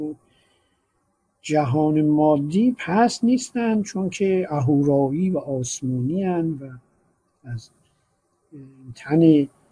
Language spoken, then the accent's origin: Persian; Iran; ما چون ایرانی هستیم